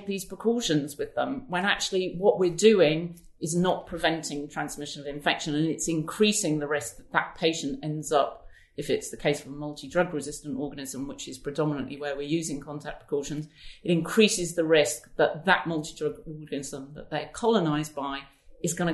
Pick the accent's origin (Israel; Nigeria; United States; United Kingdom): United Kingdom; as British people